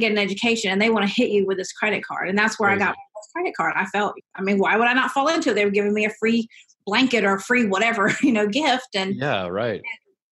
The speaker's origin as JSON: {"language": "English", "town": "Seneca", "region": "South Carolina", "country": "United States", "tie": "born or raised there", "said": "I grew up in Clemson, South Carolina, or right outside of it, in Seneca, but in the deep south"}